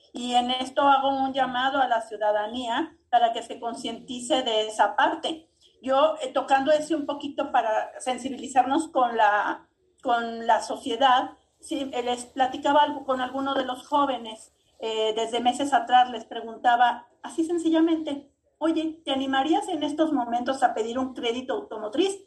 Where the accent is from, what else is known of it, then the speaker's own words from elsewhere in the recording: Mexico; Somos más los mexicanos